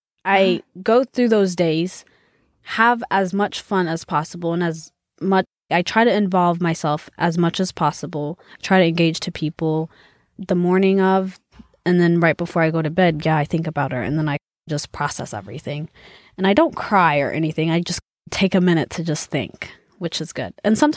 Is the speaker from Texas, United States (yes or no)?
yes; Texas, United States; also born or lived in Ethiopia; oh, I'm from Texas, but I lived in Ethiopia for 9 years. I mean, about nine years.